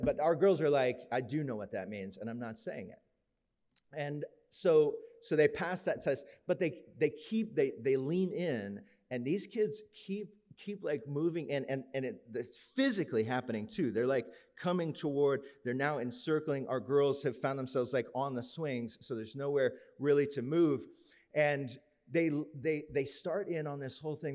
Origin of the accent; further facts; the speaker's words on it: Florida, United States; we grew up in Florida